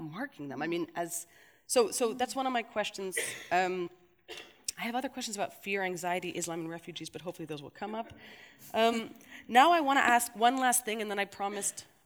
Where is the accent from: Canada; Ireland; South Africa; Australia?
Canada; now in Belgium; I see it as a Canadian